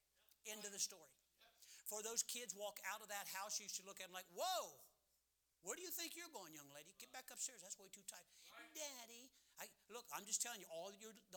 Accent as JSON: {"language": "English", "town": "Cleveland", "region": "Ohio", "country": "United States", "tie": "born or raised there", "said": "I was born 15th in Cleveland"}